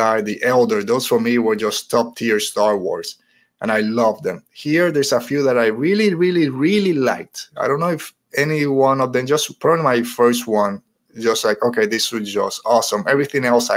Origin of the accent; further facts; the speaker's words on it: Puerto Rico; now in United States; as a Puerto Rican, growing up in Puerto Rico, now in the United States